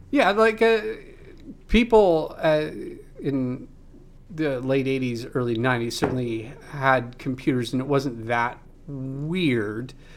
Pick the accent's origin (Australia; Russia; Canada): Canada; outside a small town near Moose Jaw, Saskatchewan; moved away; I grew up outside of a small town. Uh, and, you know, in the big city for me was Moose Jaw